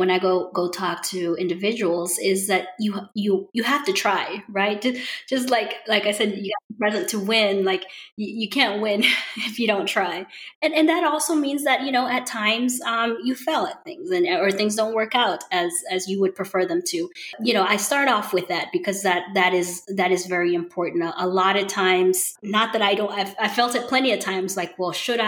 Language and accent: English; Atlanta, Georgia, United States; also born or lived in Roswell, Georgia; I had isolated experiences growing up, especially when we would venture outside of Metro Atlanta